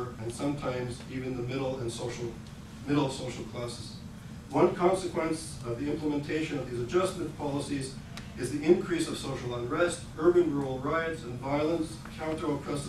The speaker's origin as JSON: {"language": "English", "region": "Quebec", "country": "Canada", "tie": "born or raised there", "said": "Healthcare in Quebec, especially where I grew up"}